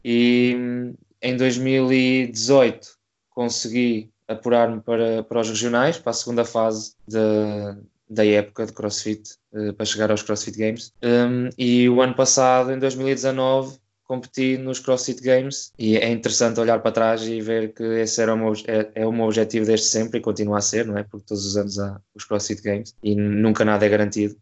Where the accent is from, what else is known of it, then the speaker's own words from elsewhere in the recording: Coimbra, Centro, Portugal; sou de Coimbra, neste momento tenho 25 anos